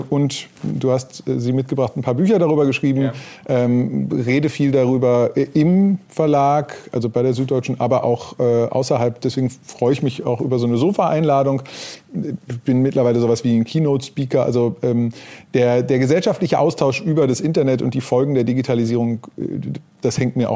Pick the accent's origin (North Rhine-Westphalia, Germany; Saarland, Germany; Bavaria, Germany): North Rhine-Westphalia, Germany; born there; bin geboren im Ruhrgebiet, ähm, auf die Journalistenschule gegangen, äh, 96